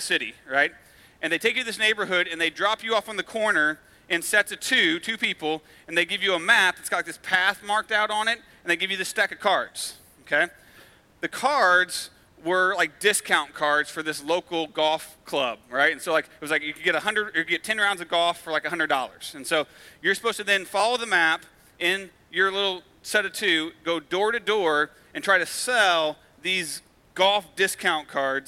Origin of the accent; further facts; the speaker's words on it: United States; because we're American